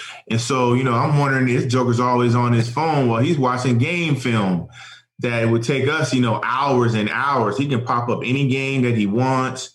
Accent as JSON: {"language": "English", "region": "New England", "country": "United States", "tie": "born or raised there", "said": "growing up in New England"}